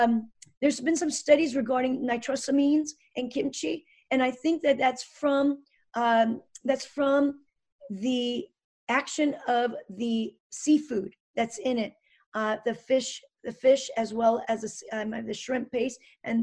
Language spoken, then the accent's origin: English; United States; I just introduced myself that I'm a natural medicine doctor and I'm very interested. I'm from America.